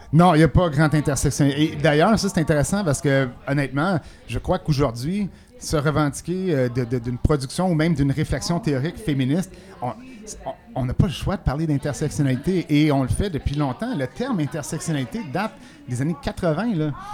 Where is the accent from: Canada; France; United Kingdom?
Canada; Quebec; chez nous au Québec